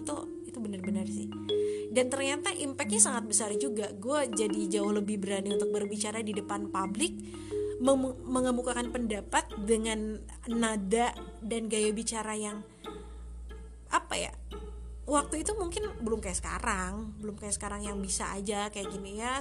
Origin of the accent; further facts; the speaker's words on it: Sunda, Indonesia; gue orang Sunda